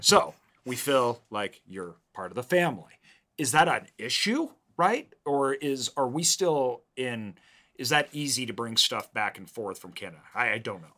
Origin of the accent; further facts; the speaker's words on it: Idaho, United States; growing up in the Northwest, um, in Idaho here